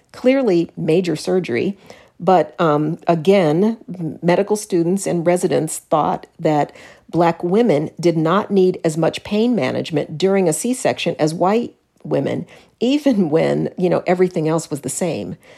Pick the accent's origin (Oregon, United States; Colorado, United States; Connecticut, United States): Colorado, United States; Denver; I was raised in Denver